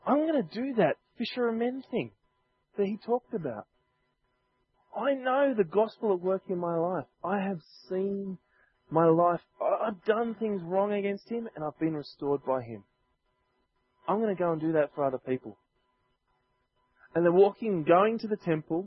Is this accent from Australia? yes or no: yes; Sydney, New South Wales, Australia; growing up in Chester Hill where I was living